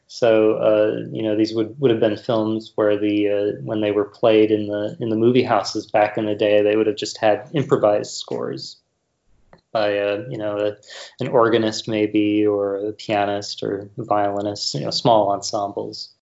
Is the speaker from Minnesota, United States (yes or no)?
yes; Rochester, Minnesota, United States; I grew up in Rochester, Minnesota